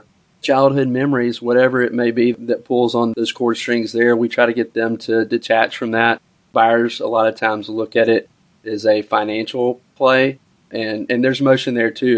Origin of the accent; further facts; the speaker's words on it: Little Rock, Arkansas, United States; I grew up here in Little Rock.